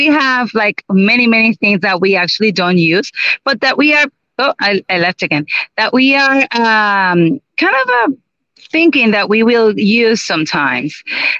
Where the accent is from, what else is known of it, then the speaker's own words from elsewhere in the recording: Aguadilla, Puerto Rico; This is my hometown, Aguadilla.